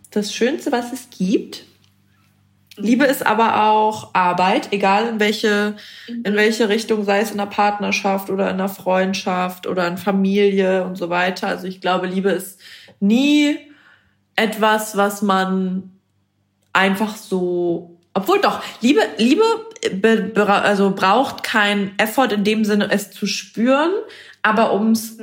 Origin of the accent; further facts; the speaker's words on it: Bremen, Germany; ich komme aus Bremen